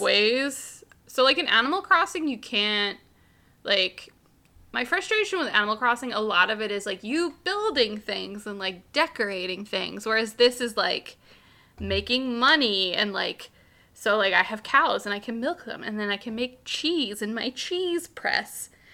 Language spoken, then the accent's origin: English; United States; I'm from America.